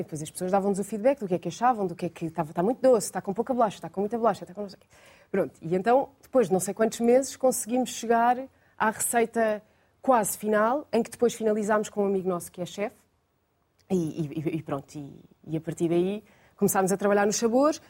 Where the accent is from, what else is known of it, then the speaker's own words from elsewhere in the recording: Lisbon, Portugal; sou, de Lisboa